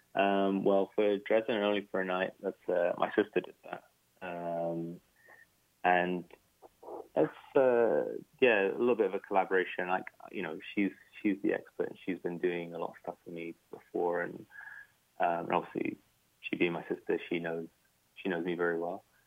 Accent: United Kingdom; when you are British, Iraqi, or you know, you're any kind of Western and some kind of Arab, you know, and growing up in the Western you're always conflicted

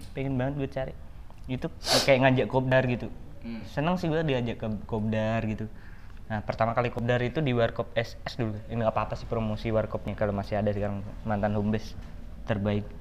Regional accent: Gunungkidul, Special Region of Yogyakarta, Indonesia; born there; also born or lived in Sleman; kau ngomong Jogja tapi dukung Sleman maksudmu apa ya kan gue lahir di Gunung Kidul ya

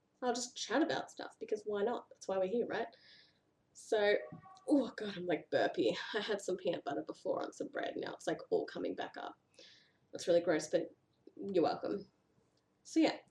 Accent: Australia; accent: Australian; also born or lived in Victoria, Australia; And in case you couldn't tell, I'm from Australia. So that's where the whiny nasally accent comes from.

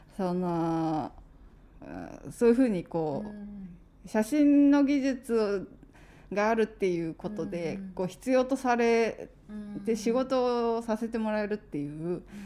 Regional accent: Aichi, Japan; moved away as an adult; also born or lived in Berlin; 私愛知県出身

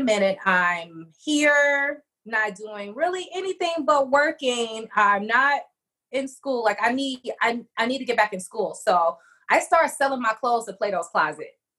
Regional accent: Detroit, Michigan, United States; back to Detroit, my hometown

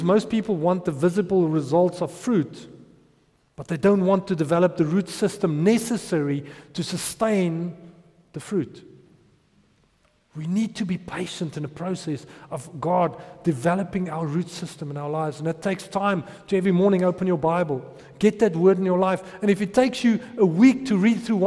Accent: Potchefstroom, North West, South Africa; I grew up in Potch

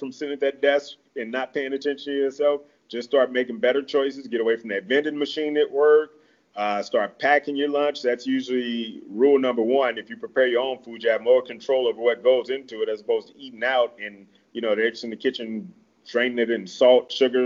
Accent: Midwest, United States; now in Mesa, United States; I'm from the Midwest, heavy meat and potato country

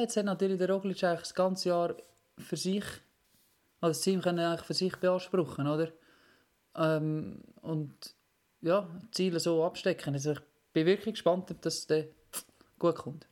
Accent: Switzerland; als Schweizer

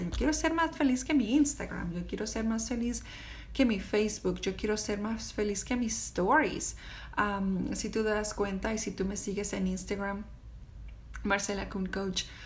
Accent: Mexico; now in United States; Soy una mamá mexicana que vive en Estados Unidos con un esposo americano

